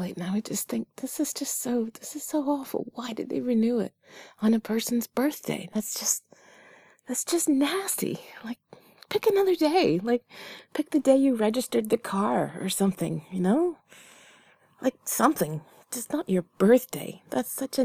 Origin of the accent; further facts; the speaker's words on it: Canada; I was born in Canada